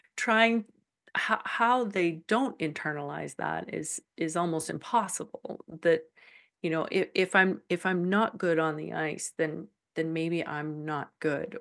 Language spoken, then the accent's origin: English; Calgary, Alberta, Canada; moved away as an adult; now in Saskatchewan, Canada; I was born in Calgary. I've lived in Alberta all my life.